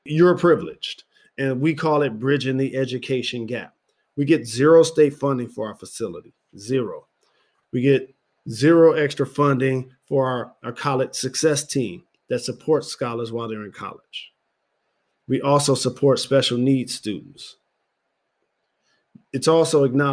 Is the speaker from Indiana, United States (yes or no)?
no; Detroit, Michigan, United States; my hometown, Detroit.